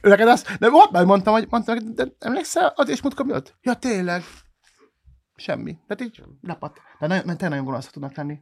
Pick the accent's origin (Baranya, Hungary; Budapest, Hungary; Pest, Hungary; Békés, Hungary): Baranya, Hungary; Pécs; a Pécsiként